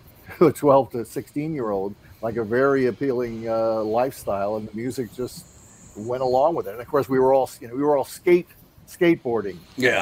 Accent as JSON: {"language": "English", "region": "East Coast", "country": "United States", "tie": "born or raised there", "said": "I mean, I grew up on the East Coast."}